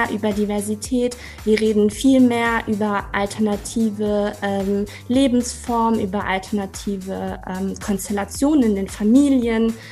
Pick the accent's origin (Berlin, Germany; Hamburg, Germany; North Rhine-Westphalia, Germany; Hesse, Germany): Hesse, Germany; Kassel; now in Marburg, Germany; Ähm, ich komme aus Kassel, bin auch in Kassel zur Schule gegangen und bin eben jetzt für die Promotion äh, nach Marburg gezogen.